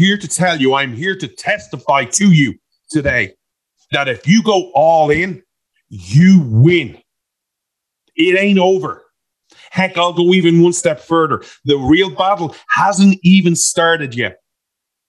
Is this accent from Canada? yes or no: no; Ireland; I'm an Irishman